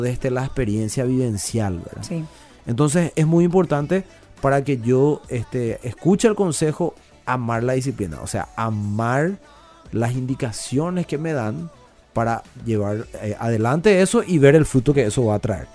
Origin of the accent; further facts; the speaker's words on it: Paraguay; la idiosincrasia nuestra como paraguayo